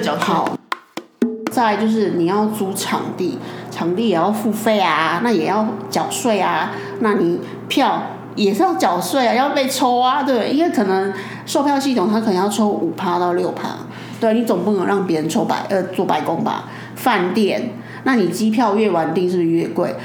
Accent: Taiwan; 我们台湾人就是也没有那么多钱

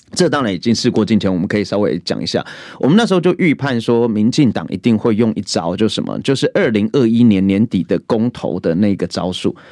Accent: Taiwan; 我的国中、国小的一个成长阶段，其实我就已经经历到台湾的民主

